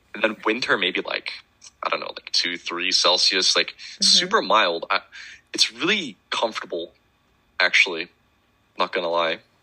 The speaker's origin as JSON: {"language": "English", "country": "Netherlands", "said": "I'm from the Netherlands"}